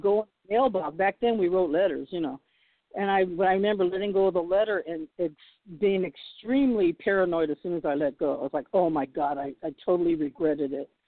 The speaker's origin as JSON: {"language": "English", "town": "Boston", "region": "Massachusetts", "country": "United States", "tie": "born or raised there", "moved": "yes", "lives_now": "Los Angeles, United States", "said": "I was born in Boston"}